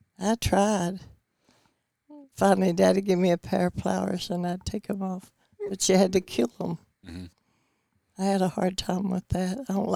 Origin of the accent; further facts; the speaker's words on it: Bristol, Tennessee, United States; Right in Tennessee. Around Bristol.